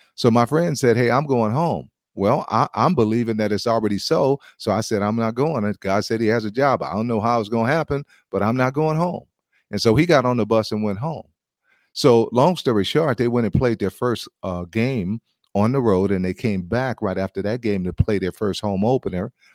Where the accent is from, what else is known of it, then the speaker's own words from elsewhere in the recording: United States; as an American